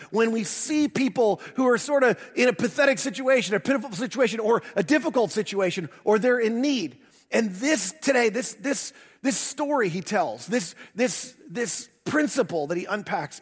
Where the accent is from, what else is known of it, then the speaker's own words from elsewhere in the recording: the North, United States; moved away; also born or lived in the South (US); I'm a transplant to the South. Um, I grew up in the North